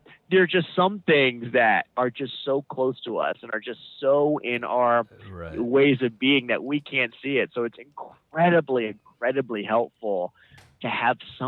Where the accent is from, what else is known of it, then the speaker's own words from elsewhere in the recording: United States; also born or lived in Northern Virginia; We grew up in the Washington, D.C. area.